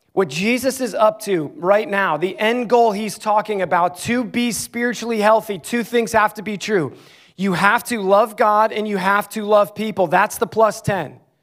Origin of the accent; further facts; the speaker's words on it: Clarks Summit, Pennsylvania, United States; moved away as an adult; also born or lived in Ames, Iowa; my hometown, the town I grew up in, Clark Summit, Pennsylvania. I lived seventeen years of my life there